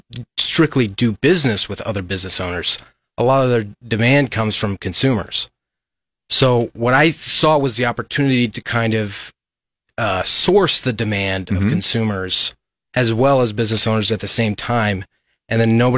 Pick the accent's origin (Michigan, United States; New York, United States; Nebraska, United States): Nebraska, United States; Lincoln; Well, I'm born and raised in Lincoln. I went to LCS High School, graduated from the University of Nebraska Lincoln in economics.